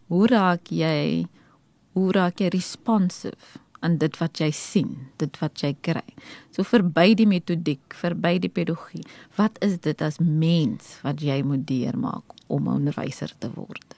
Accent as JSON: {"language": "Afrikaans", "region": "Eastern Cape", "country": "South Africa", "tie": "born or raised there", "said": "ek is van die Oos-Kaap oorspronklik en daar het ek in 'n gesin van 6 groot geword"}